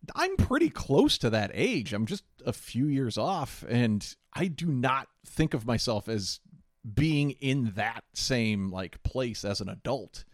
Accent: Midwest, United States; We're also from the Midwest

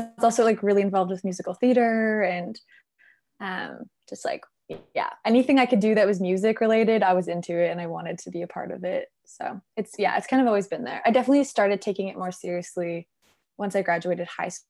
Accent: Saskatoon, Saskatchewan, Canada; moved away as an adult; now in Vancouver, Canada; I grew up in the prairies

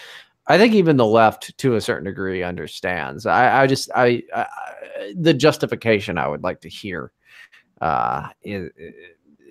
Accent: United States; I'm an American

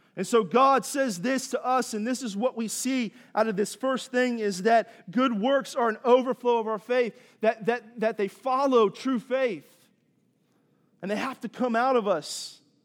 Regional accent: East Coast, United States; moved away as an adult; also born or lived in Southeast Texas / Los Angeles; now in Texas, United States; I grew up on the East Coast, and then I lived here in Southeast Texas for most of my adult life

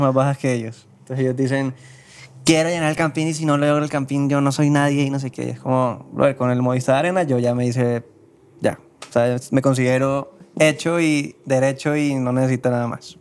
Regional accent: Cartagena, Bolívar, Colombia; moved away as an adult; now in Bogotá, Colombia; yo soy de Cartagena. Yo llegué a Bogotá

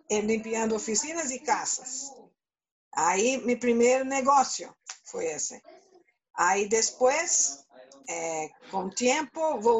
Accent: Brazil; Spanish is a second language; moved away as an adult; now in Canada; yo soy brasileña y conocí a mi novio en Brasil.

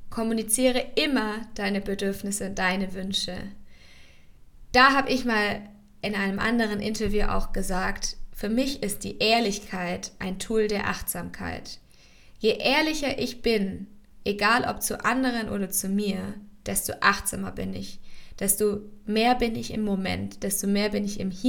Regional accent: Ulm, Baden-Württemberg, Germany; dass ich die Uni in Ulm abbrechen möchte. Also dass ich die Uni in meiner Heimatstadt, wo ich angefangen habe und schon von Anfang an wusste, dass ich da nicht bleiben möchte.

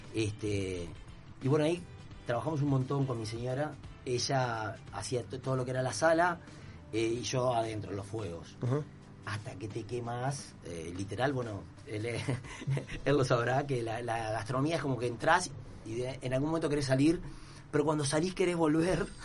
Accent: Piriápolis, Maldonado, Uruguay; yo soy de Piriápolis

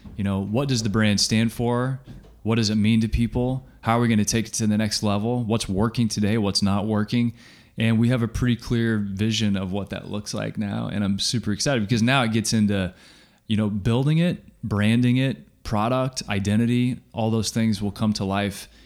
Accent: Kansas, United States; I'm from Kansas, it's pop.

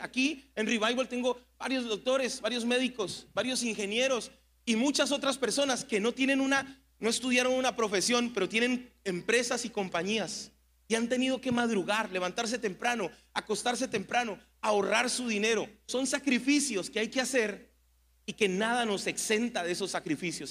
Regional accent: Mexico

